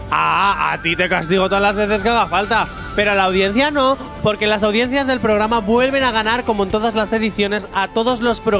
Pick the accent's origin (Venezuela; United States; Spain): Spain; Zaragoza, Aragon; tengo 11 años y vengo de Zaragoza.